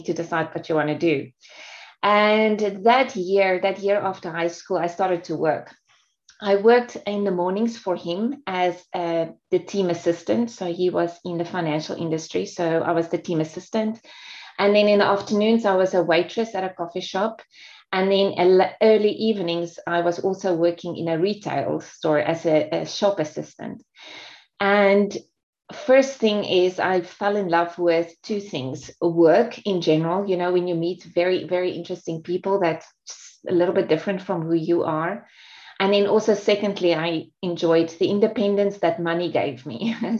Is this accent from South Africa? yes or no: yes; South Africa; moved away as an adult; also born or lived in Singapore; I'm actually South African. So I grew up in South Africa, and I was there until 30 years old when I moved to Singapore